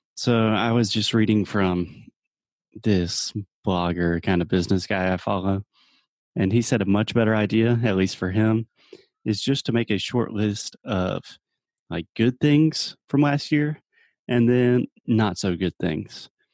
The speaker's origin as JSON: {"language": "English", "town": "Spartanburg", "region": "South Carolina", "country": "United States", "tie": "born or raised there", "said": "Spartanburg, my hometown"}